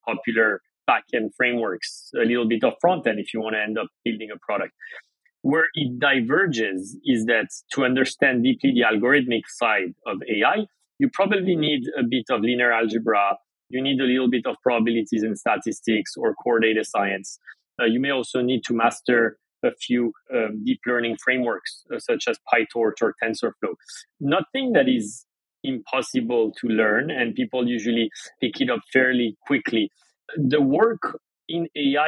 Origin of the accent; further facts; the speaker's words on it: France; moved away as an adult; now in United States; I grew up in France. My family's from Iran.